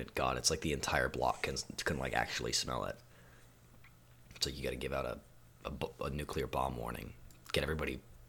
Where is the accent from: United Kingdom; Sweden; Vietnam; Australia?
Sweden; moved away; I'm from Sweden initially. I was born there.